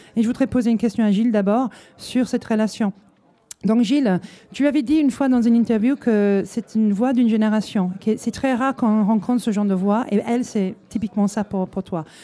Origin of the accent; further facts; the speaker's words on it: Hull, Yorkshire and the Humber, United Kingdom; French is a second language; moved away as an adult; now in France; ça fait 20 ans que je suis là. Je viens de Hull, normalement, dans le nord de l'Angleterre